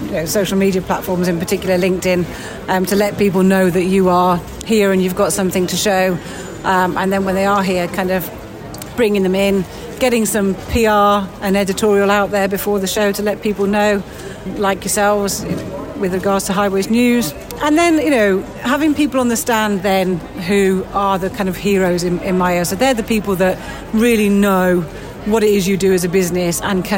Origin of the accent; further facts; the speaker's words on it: United Kingdom; we're very British